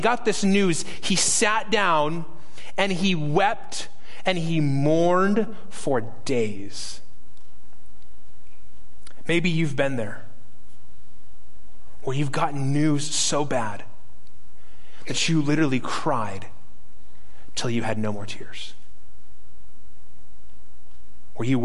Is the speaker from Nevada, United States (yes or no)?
yes; Las Vegas, Nevada, United States; I'm from Las Vegas